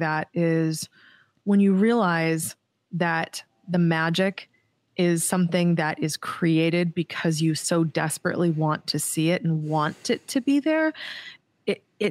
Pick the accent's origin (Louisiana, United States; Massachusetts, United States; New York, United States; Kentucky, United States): Massachusetts, United States; moved away as an adult; now in Hawaii, United States; I'm from Massachusetts